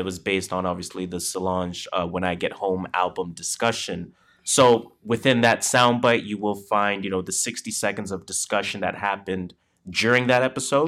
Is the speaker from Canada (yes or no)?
yes; Canada; we are Canadian